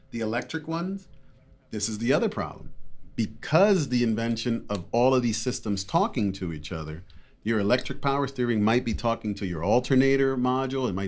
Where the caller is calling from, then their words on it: Wheeling, West Virginia, United States; Wheeling, West Virginia.